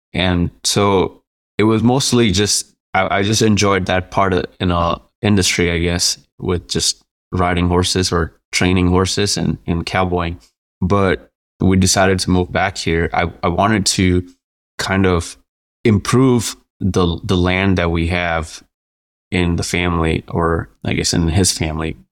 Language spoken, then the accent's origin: English; India; moved away as an adult; also born or lived in New Mexico; now in Quay County, New Mexico, United States; originally I'm from India. I moved here to go to school.